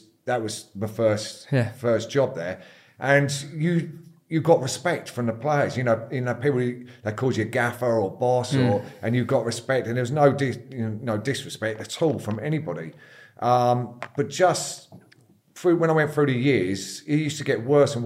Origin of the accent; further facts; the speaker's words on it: Eastbourne, South East England, United Kingdom; born there and yeah, got brought up there. Went to school there.